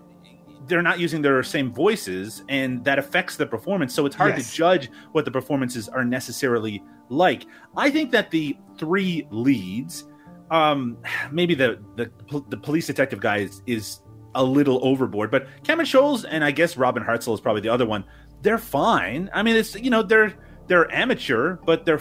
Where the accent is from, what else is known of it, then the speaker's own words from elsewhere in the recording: Canada; my home country of Canada